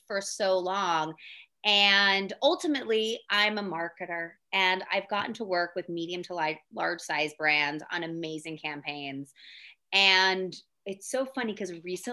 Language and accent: English; Philadelphia, Pennsylvania, United States; moved away; I'm born and raised in Philly